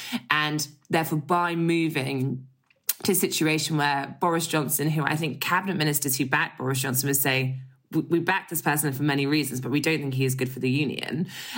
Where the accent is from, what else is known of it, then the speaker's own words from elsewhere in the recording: Scotland, United Kingdom; I say this as someone who was born in Scotland, has lived my life, even though my accent doesn't suggest it, perhaps, from my English parents.